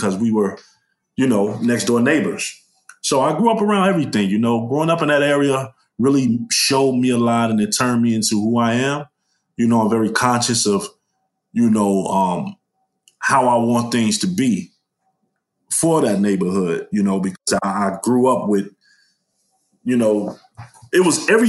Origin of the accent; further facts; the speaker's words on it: Chicago, Illinois, United States; West Garfield Park, also known as K-Town? That's the area I'm from.